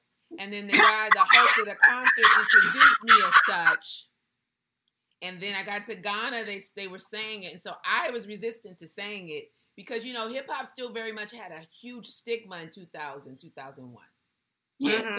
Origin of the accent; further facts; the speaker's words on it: West Coast, United States; accent: West Coast; So I was straight West Coast. I even still have my West Coast accent, you know? I can't even pretend it now.